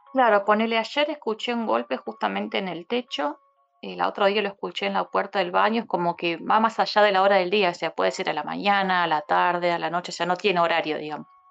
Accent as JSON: {"language": "Spanish", "region": "Buenos Aires", "country": "Argentina", "moved": "as an adult", "lives_now": "Córdoba, Argentina", "said": "vivo en Córdoba Capital hace 9 eh, soy de Buenos Aires"}